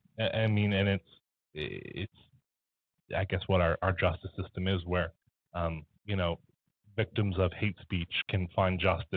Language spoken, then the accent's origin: English; Canada; also born or lived in Halifax; beyond us being Canadian, being in Halifax